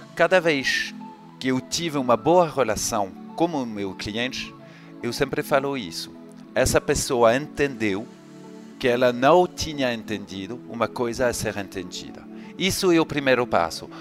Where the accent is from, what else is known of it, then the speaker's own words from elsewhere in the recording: France; accent: French; Portuguese is a second language; moved away as an adult; now in Rio de Janeiro, Brazil; eu sou francês, vocês vão perceber com o meu sotaque, mas eu me mudei para cá há um pouco mais de quatro anos.